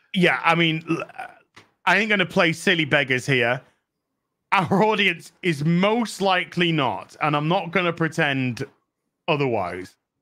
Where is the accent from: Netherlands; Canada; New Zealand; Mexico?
New Zealand; New Zealander